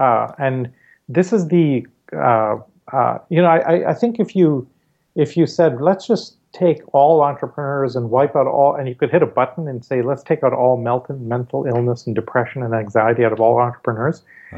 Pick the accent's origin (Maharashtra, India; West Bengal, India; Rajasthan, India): Maharashtra, India; Growing up in India, I mean, every time we went to school, the school bus took us through the Dharavi slums, which are the worst slums in the world by some measures.